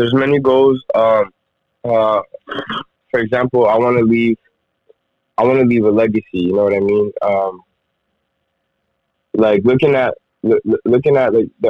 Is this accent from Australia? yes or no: no; Rwanda; English is a second language; now in Edmonton, Canada; I've basically been living in Edmonton for the last, like, 12 years. I'm originally from Rwanda, Central Africa.